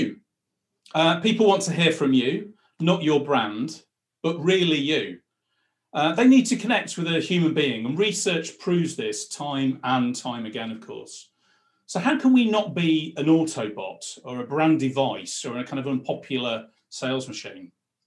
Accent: Blackpool, North West England, United Kingdom; moved away as an adult; When I was a kid growing up in Blackpool

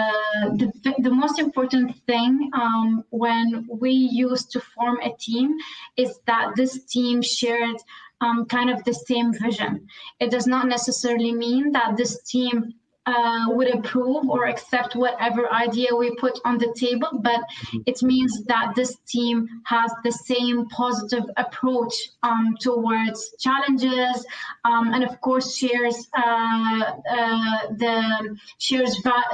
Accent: Syria; originally, first, I come from Syria, and that's, of course, in the Middle East

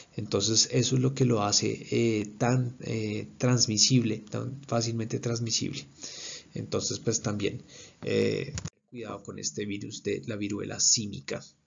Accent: Colombia; soy médico especialista en urología, soy colombiano

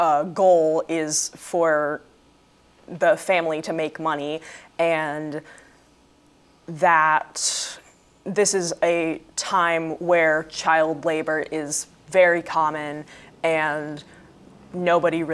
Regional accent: Marlborough, Massachusetts, United States; also born or lived in Saratoga Springs, New York; I grew up in Marlborough, and I graduated from AMSA Charter School in the spring.

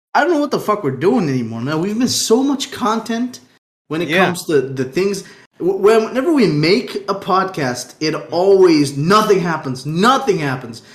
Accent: Aruba; we come from Aruba

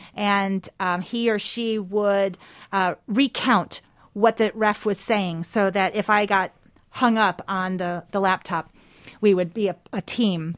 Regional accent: Spencerport, New York, United States; moved away; I am from a small town, uh, west of Rochester, New York

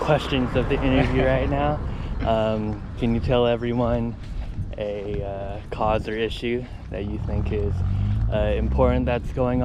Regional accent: Santa Cruz, California, United States; growing up in Santa Cruz, where there's definitely like almost like no Asian yeah. people

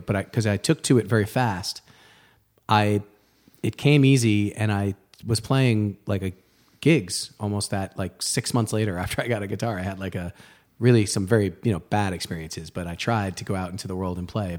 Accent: Rye, New York, United States; moved away; also born or lived in Boston; I grew up outside of New York City, um, in the suburbs, Rye, New York

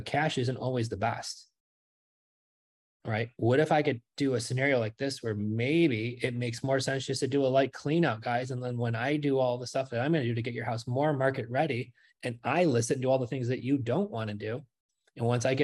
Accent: New York, United States; moved away as an adult; now in Florida, United States; We're from New York. We just moved here not even 2 weeks ago

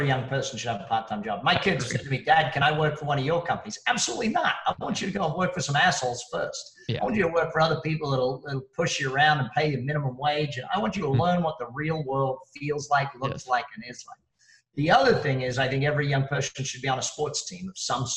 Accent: Australia; now in Las Vegas, United States; I'm Australian.

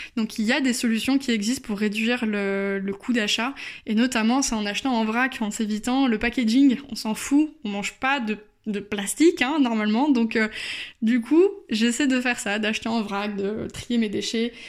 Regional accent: Bordeaux, Nouvelle-Aquitaine, France; now in Brussels, Belgium; je suis originaire de Bordeaux.

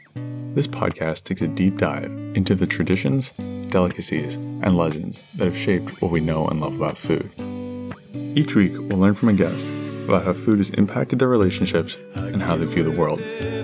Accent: Cincinnati, Ohio, United States; I live in, out near Mason. And so like, I live in Cincinnati. Like we say we're from Cincinnati, right? But it's like way far out.

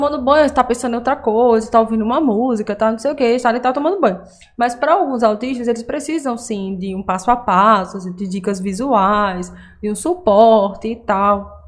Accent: Aracaju, Sergipe, Brazil; eu sou de Aracaju

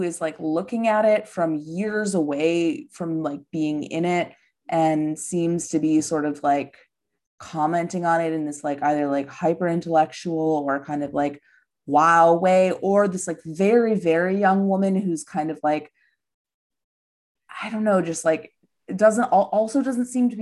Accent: Midwest, United States; also born or lived in Los Angeles; now in New York, United States; I'm from the Midwest

